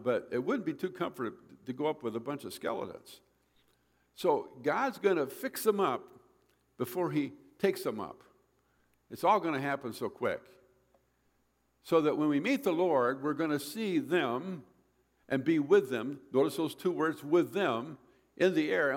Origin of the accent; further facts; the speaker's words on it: Michigan, United States; I grew up in Michigan